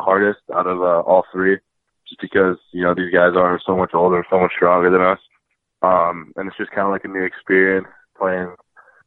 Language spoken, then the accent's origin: English; Chicago, Illinois, United States; I'm from Chicago, Illinois